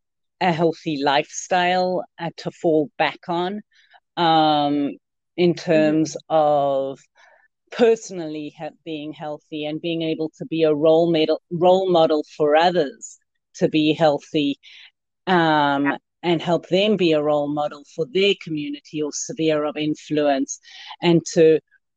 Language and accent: English; South Africa; now in Yuba City, United States; Africa, and I came to Yuba City in 2003 because I knew the US was a playground.